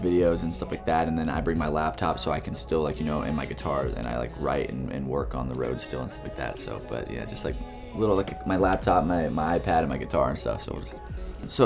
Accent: Texas, United States; moved away; I'm from Texas originally. You know, I grew up in the South

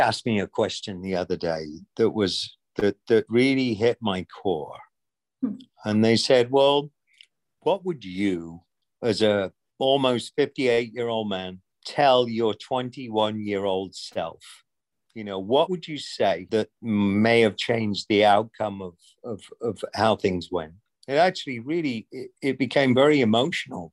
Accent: rural England, United Kingdom; moved away as an adult; now in United States; growing up in England in rural England

